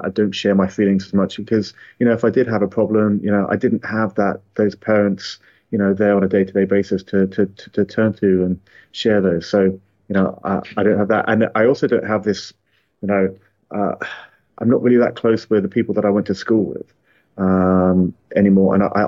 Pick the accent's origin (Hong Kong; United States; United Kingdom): Hong Kong; born there; So I was born in Hong Kong. So my parents, both of them were in the British Army. And they were serving over there in Hong Kong.